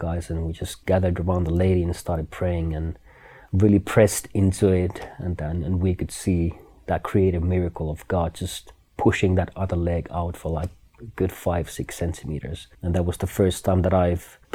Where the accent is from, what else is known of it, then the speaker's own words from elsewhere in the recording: Finland; now in Kona, United States; I'm from Finland.